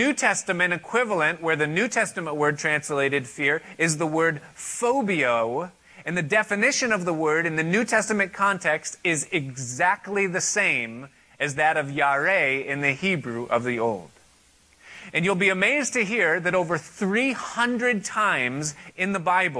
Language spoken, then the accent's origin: English; United States; Now, I am an American. I live in this country